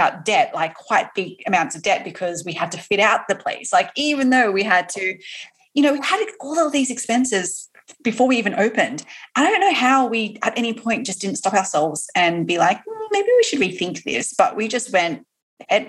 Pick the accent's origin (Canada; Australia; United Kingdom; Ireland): Australia; now in New York, United States; I am also an Aussie